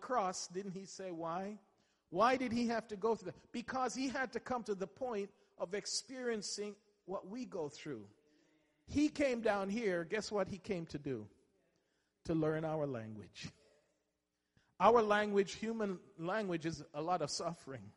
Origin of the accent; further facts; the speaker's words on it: England, United Kingdom; I went to school and I grew up in England